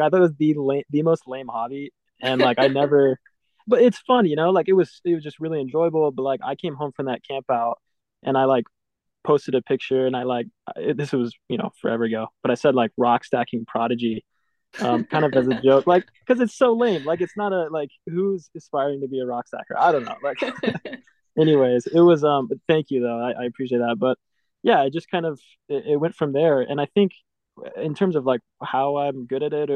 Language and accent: English; Houston, Texas, United States; I'm from Houston. That's where I grew up